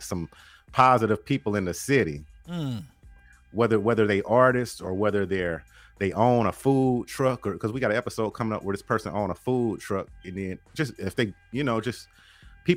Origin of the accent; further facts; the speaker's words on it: Ripley, Tennessee, United States; moved away as an adult; now in Memphis, United States; I had moved back to my hometown, which is, it's an hour north of Memphis. It's called Ripley, Tennessee